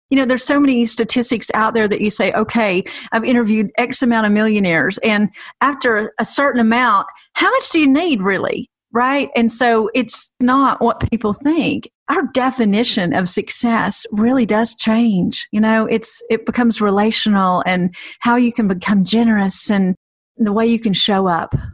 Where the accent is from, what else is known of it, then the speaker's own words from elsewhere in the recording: the South, United States; hey, listen, I am from the South. I used to run a women's ministry, so I, everything seems like holy at this point.